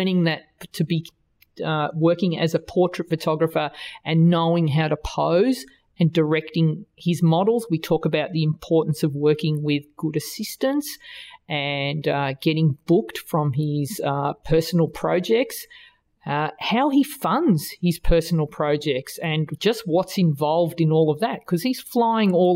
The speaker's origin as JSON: {"language": "English", "country": "Australia", "accent": "Australian", "said": "my Australian accent"}